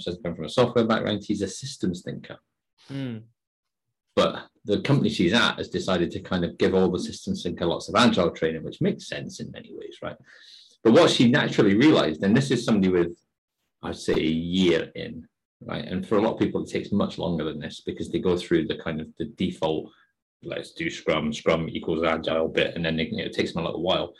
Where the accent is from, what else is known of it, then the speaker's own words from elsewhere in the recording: Scotland, United Kingdom; as a Scotsman